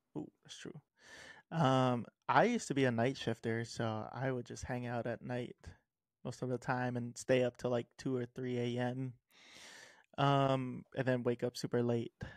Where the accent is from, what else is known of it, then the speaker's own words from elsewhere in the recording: Hawaii, United States; growing up in Hawaii, it's kinda made me a savory type of person.